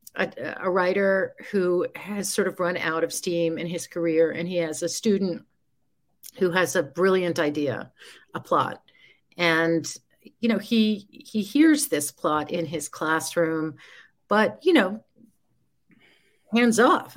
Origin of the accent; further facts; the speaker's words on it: New York City, New York, United States; I grew up in New York City